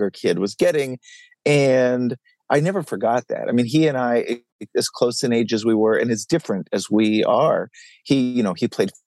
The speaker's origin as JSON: {"language": "English", "town": "Dallas", "region": "Texas", "country": "United States", "tie": "born or raised there", "said": "I grew up in Dallas, and I'm the oldest of three kids"}